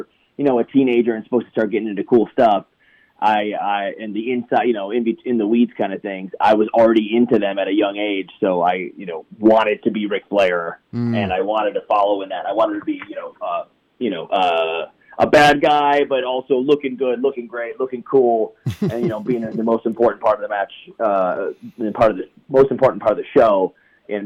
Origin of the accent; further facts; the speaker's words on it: Cleveland, Ohio, United States; I grew up in Cleveland, Ohio